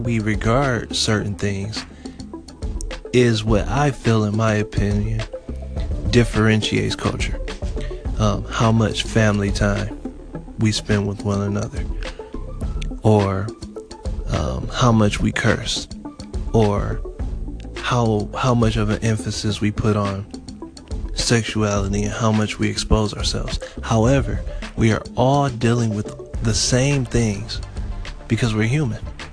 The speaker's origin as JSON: {"language": "English", "town": "Detroit", "region": "Michigan", "country": "United States", "also_born_or_lived": "Florida", "said": "I'm from Detroit, Michigan"}